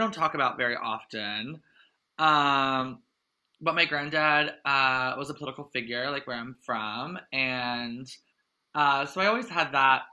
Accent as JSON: {"language": "English", "region": "Eastern Shore of Maryland", "country": "United States", "tie": "born or raised there", "also_born_or_lived": "Delaware", "moved": "as an adult", "lives_now": "New York City, United States", "said": "I grew up on the eastern shore of Maryland on a small farm, but I went to school in Delaware my whole life"}